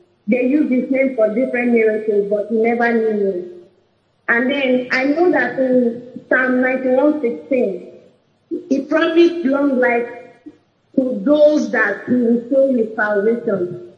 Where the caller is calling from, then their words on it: Benin City, Edo, Nigeria; I'm calling from Benin.